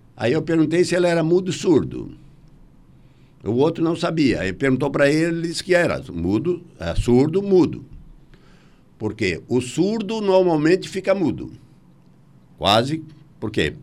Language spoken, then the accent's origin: Portuguese; Brazil; Nós somos brasileiros, com muito orgulho e com muita paixão